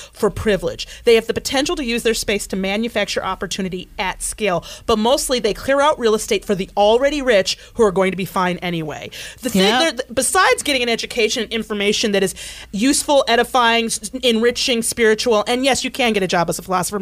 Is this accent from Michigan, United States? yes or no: yes; Michigan, United States; I grew up in Michigan